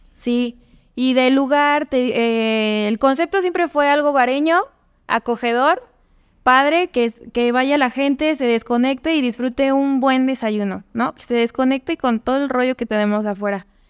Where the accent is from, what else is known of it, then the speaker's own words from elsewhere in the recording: Tehuacán, Puebla, Mexico; moved away as an adult; now in León, Mexico; Yo nací en Tehuacán, Puebla. Es una ciudad pequeña que está cerca de, de Puebla